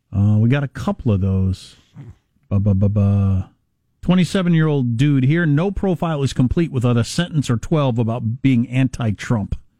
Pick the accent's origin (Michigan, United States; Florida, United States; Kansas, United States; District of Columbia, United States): Kansas, United States; moved away; I took her to Kansas to see all where I'm from, my hometown, where I went to high school